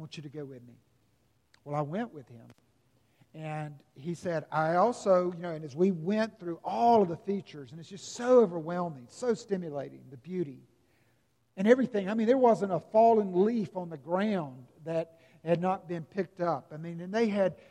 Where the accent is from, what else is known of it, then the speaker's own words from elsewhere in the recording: Simpsonville, South Carolina, United States; growing up in Simpsonville, South Carolina